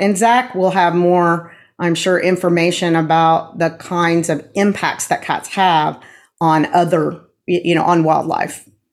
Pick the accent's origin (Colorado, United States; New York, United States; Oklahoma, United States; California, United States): Oklahoma, United States; Tulsa; moved away; I am a Tulsan as well. I was born in Tulsa, moved away for a little while, and then have been here again since 1988